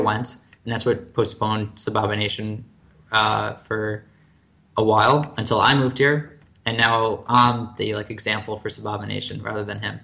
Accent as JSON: {"language": "English", "town": "Livingston", "region": "New Jersey", "country": "United States", "also_born_or_lived": "Michigan", "moved": "as an adult", "lives_now": "Tel Aviv, Israel", "said": "I'm from Livingston, New Jersey, which is 973, the area code. So I moved from the 973 to the 972."}